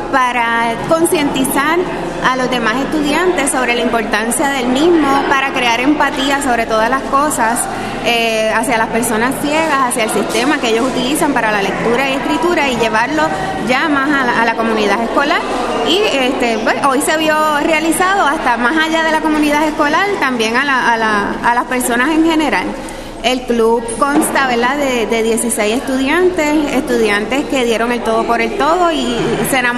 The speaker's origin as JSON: {"language": "Spanish", "town": "Maunabo", "country": "Puerto Rico", "said": "eh, soy del pueblo de Maunabo. Eh, estudié en la Universidad de Puerto Rico, en Río Piedras."}